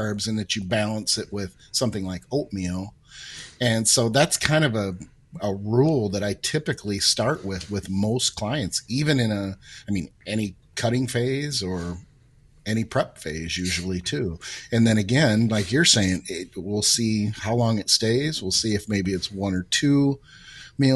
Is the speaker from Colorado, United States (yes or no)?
no; Michigan, United States; I'm from Michigan